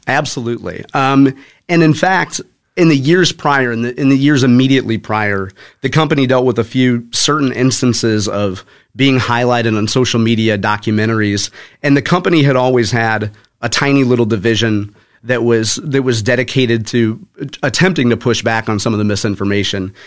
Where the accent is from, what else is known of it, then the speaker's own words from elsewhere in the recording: Spanish Lake, Missouri, United States; I grew up in Spanish Lake. uh, went to Hazelwood East High School